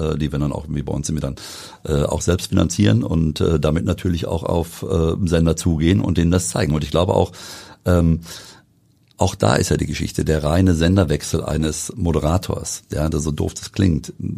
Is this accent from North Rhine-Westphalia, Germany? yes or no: yes; Wetter, North Rhine-Westphalia, Germany; wir kommen beide aus Wengern